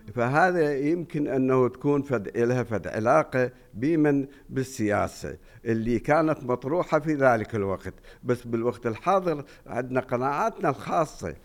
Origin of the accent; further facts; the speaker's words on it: Najaf, Najaf Governorate, Iraq; عندنا بالنجف